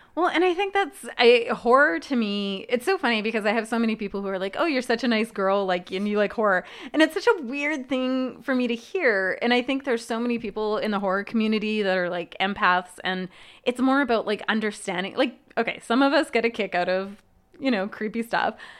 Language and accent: English; Manitoba, Canada; now in Los Angeles, United States; I grew up in Manitoba where it's pretty darn cold in the winter